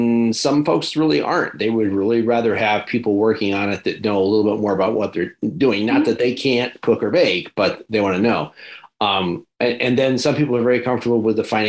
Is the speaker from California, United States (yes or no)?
no; Geneva, New York, United States; moved away; also born or lived in Canandaigua, New York; I grew up in Geneva, so I was just up the thruway from Syracuse